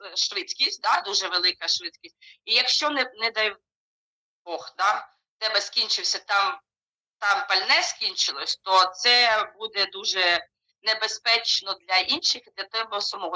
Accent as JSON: {"language": "Ukrainian", "country": "Ukraine", "moved": "as an adult", "lives_now": "Germany", "said": "я кажу із України"}